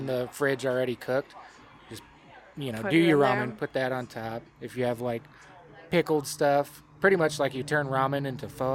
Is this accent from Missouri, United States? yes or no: no; El Paso, Texas, United States; growing up in El Paso